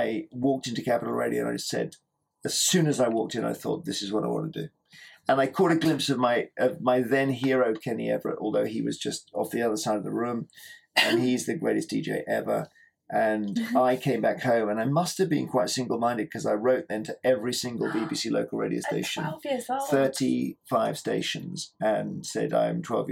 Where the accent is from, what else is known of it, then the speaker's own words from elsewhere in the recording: Cheam, London, United Kingdom; moved away; I was brought up in Cheam in Surrey.